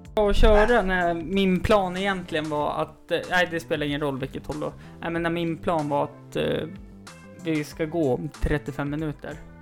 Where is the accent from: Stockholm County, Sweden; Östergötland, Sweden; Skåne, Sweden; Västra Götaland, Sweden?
Stockholm County, Sweden; Stockholm; jag är ju stockholmare